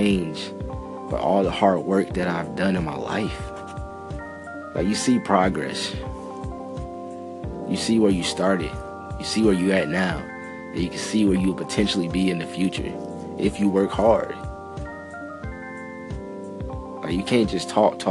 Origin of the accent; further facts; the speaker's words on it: Minneapolis, Minnesota, United States; I was born in North Minneapolis. And it really wasn't that much positivity around there